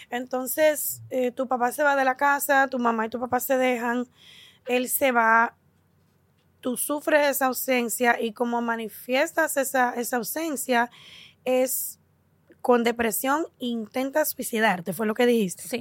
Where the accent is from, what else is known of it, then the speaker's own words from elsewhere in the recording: New York City, New York, United States; Yo nací en Nueva York. En Nueva York.